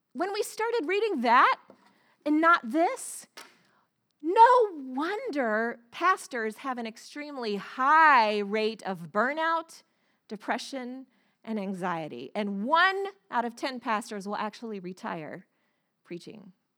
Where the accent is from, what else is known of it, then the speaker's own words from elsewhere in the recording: the South, United States; moved away as an adult; I grew up in the South, in the Bible, Bible Belt